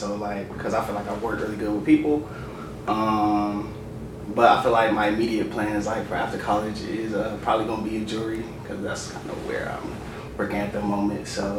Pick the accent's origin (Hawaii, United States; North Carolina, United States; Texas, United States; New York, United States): North Carolina, United States; Raleigh; I'm from Raleigh, North Carolina.